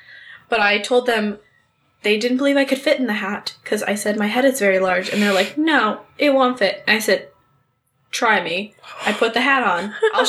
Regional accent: Cleveland, Ohio, United States; I'm from Cleveland.

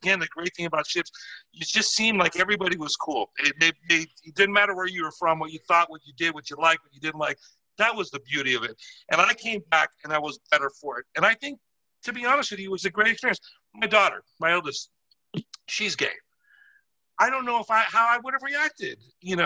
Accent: Miami, Florida, United States; I'm from Miami. I'm just crazy, you know, Latin guy.

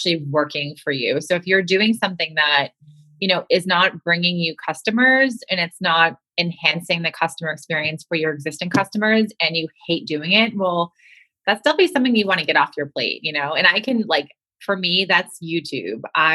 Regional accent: Boston, Massachusetts, United States; I'm from Boston

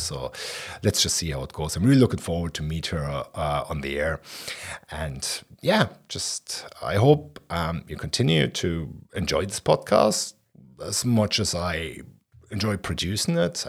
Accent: Berlin, Germany; I'm from Berlin West, and I was nineteen when the wall came down.

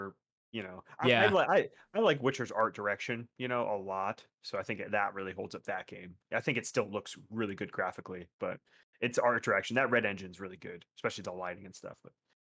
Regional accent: Florida, United States; Well, I'm from South Florida. It's right there.

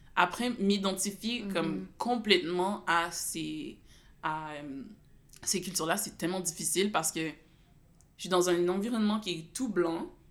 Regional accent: Gatineau, Quebec, Canada; je suis née à Gatineau, l'hôpital de Gatineau

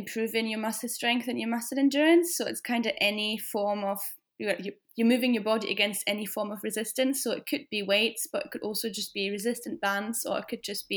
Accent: Germany; moved away as an adult; now in Scotland, United Kingdom; I'm 28 and I'm originally from Germany, but I've lived in Scotland for about 5 years now.

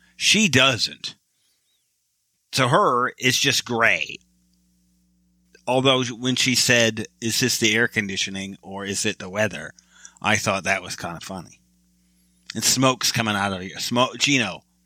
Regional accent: Michigan, United States; I'm from Michigan

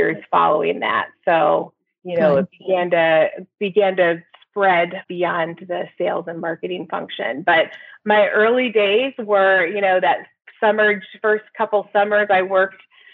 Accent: Peoria, Illinois, United States; I grew up in Peoria, Illinois, where I live today

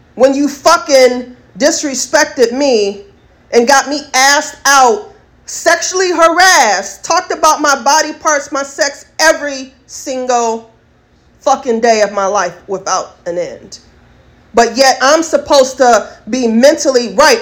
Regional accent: United States; I am an American first class citizen

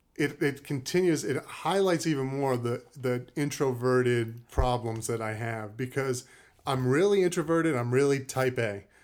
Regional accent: Cape Cod, Massachusetts, United States; moved away as an adult; also born or lived in Brooklyn, New York / Maine; Grew up in Cape Cod, Massachusetts

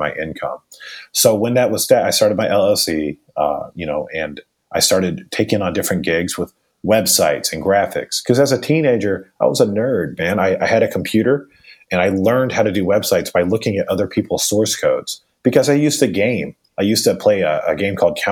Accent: Raleigh, North Carolina, United States; I grew up pretty much in Raleigh, North Carolina

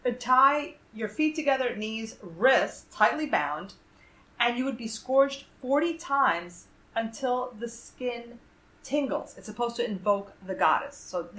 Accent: United States; we're American.

